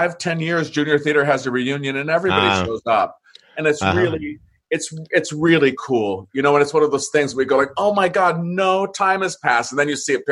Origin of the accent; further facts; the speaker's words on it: San Diego, California, United States; also born or lived in Santa Monica; I was born in Santa Monica and grew up in San Diego.